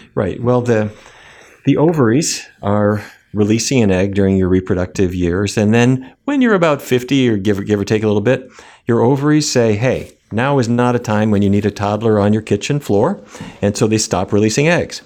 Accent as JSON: {"language": "English", "town": "Fargo", "region": "North Dakota", "country": "United States", "tie": "born or raised there", "also_born_or_lived": "New York City", "moved": "as an adult", "lives_now": "Washington, D.C., United States", "said": "I grew up in North Dakota. Um, I don't know if you've seen the movie Fargo, Fargo. That's where I grew up."}